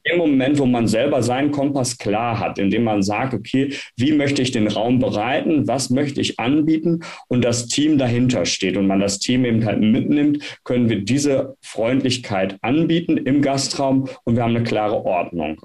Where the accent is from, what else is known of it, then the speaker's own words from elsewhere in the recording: Münsterland, North Rhine-Westphalia, Germany; moved away as an adult; also born or lived in Frankfurt am Main; now in Frankfurt, Germany; komme gebürtig aus dem Münsterland und mich hat es hier als Kapuziner nach Frankfurt am Main verschlagen